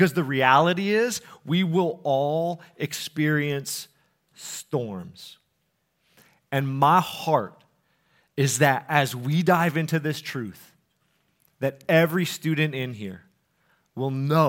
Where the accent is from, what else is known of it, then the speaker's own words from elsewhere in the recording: Colorado, United States; now in Minnesota, United States; Like, I'm not from the Midwest, and I was a little bit scared about the weather, you know. And people are like, what, it's cold in, you know, Colorado? I'm like, yeah, but we have mountains there, so it, like, makes sense that it's cold.